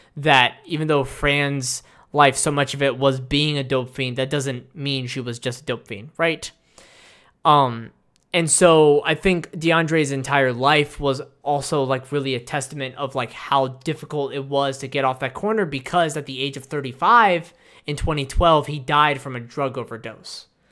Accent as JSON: {"language": "English", "country": "United States", "said": "as an American and as a citizen"}